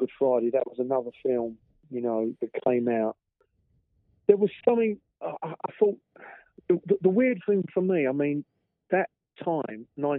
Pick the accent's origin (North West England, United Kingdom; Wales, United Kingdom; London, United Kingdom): London, United Kingdom; I was born in East London, mm-hmm. I moved over to South East London